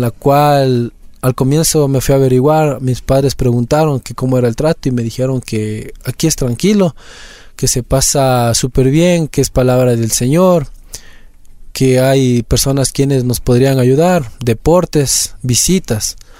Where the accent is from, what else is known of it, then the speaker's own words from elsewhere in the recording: Quito, Pichincha, Ecuador; yo soy de aquí de Quito, eh, vivo en el sector del condado.